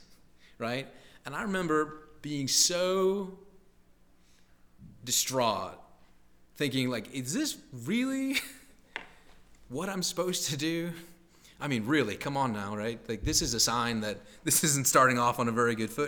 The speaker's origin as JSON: {"language": "English", "region": "Midwest", "country": "United States", "tie": "born or raised there", "also_born_or_lived": "Boston", "moved": "as an adult", "said": "growing up in the Midwest"}